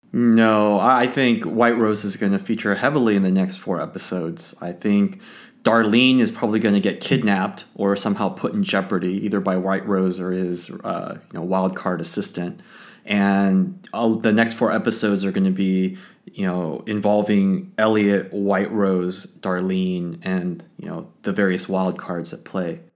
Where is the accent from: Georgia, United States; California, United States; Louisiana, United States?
California, United States; Los Angeles; I grew up in Los Angeles with, with the Lakers